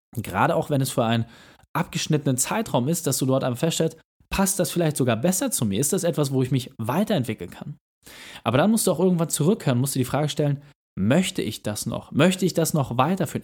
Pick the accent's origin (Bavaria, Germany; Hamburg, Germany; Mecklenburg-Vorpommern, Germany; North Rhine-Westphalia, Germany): Hamburg, Germany; als Hamburger